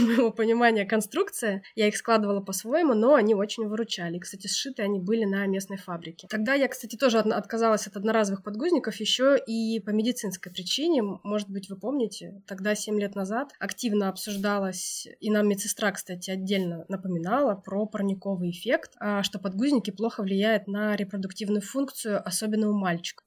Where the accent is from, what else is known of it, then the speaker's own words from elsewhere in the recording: Altai Krai, Russia; also born or lived in Moscow; восемь лет назад я вернулась из Москвы на Алтай